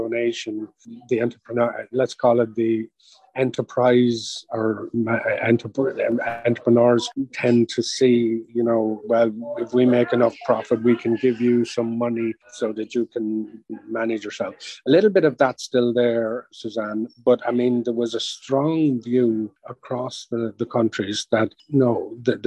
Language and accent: English; Ireland; being Irish